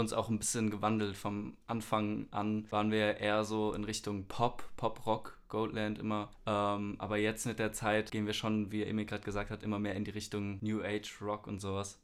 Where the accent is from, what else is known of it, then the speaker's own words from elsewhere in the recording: Frankfurt, Hesse, Germany; bin schon mein ganzes Leben lang lebe ich in Frankfurt